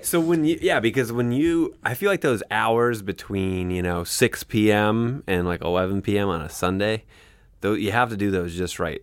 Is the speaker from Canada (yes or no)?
yes; Canada; as a Canadian